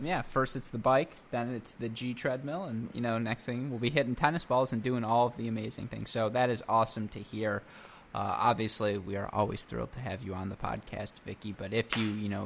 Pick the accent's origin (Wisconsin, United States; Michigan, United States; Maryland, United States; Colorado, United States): Michigan, United States; I grew up in Michigan, whole life here